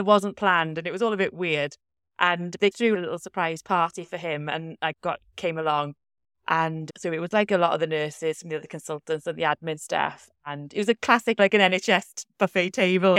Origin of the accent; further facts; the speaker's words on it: South Wales Valleys, United Kingdom; I'm from the South Wales Valleys